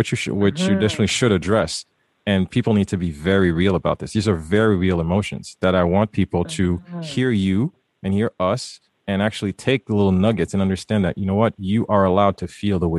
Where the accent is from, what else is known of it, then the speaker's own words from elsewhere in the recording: Haiti; I was raised in Haiti, first son, first male